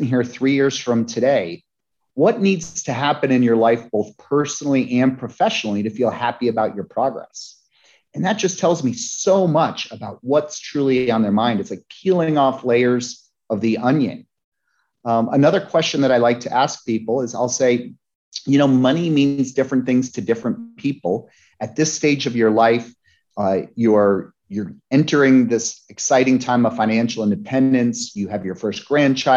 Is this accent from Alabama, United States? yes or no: no; Lake Placid, New York, United States; the Olympics came to my hometown in Lake Placid, New York. I was 12 in 1980